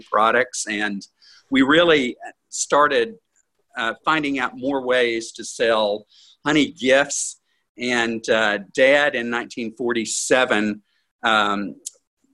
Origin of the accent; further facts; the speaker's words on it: Edgewater, Florida, United States; also born or lived in Gainesville, Florida; I moved back here to Edgewater from Gainesville in 1976.